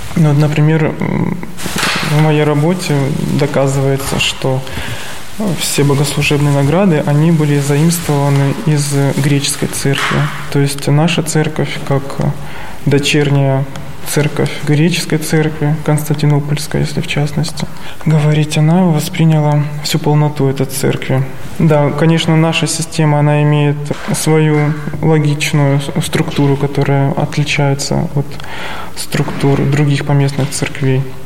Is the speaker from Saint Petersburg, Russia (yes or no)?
no; Stavropol Krai, Russia; moved away as an adult; now in Sergiev Posad, Russia; Я родом из Ставропольского края